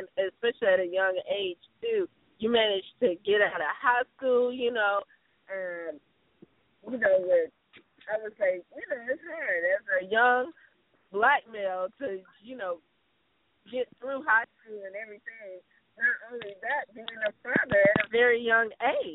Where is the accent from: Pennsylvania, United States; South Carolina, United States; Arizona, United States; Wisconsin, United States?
South Carolina, United States; South Carolina, my hometown state